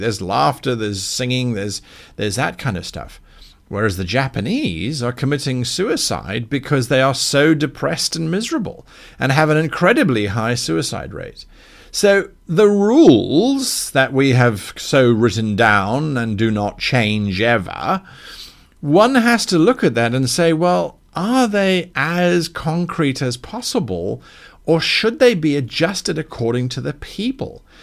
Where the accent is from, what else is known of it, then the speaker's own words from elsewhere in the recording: South Africa; now in United Kingdom; a South African